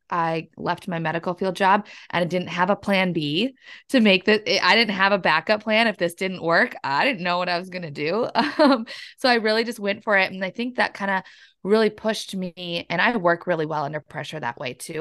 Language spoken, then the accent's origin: English; La Crescent, Minnesota, United States; moved away as an adult; now in Wisconsin, United States; I'm actually from La Crescent, Minnesota. It's down in the southern east part of Minnesota, just right across the river from La Crosse, Wisconsin